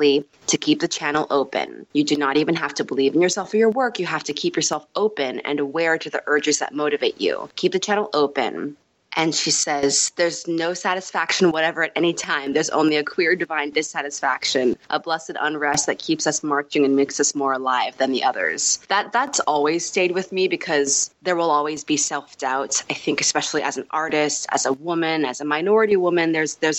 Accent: Los Angeles, California, United States; also born or lived in New York; just recently moved back a couple years ago to LA, where I was raised

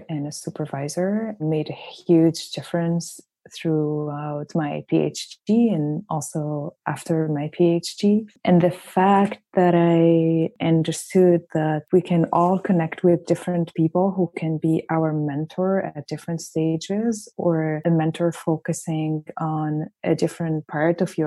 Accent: Tunisia; moved away as an adult; also born or lived in France; So I born and raised in Tunisia, studied in Tunisia until the end of college and then moved to France.

